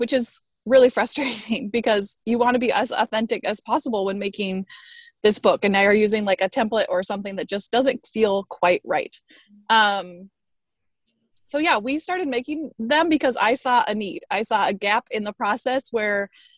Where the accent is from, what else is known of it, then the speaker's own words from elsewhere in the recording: Tucson, Arizona, United States; now in Chicago, United States; I grew up in the desert of Tucson, Arizona, and then I've been in Chicago now for somewhere between 10 and 15 years.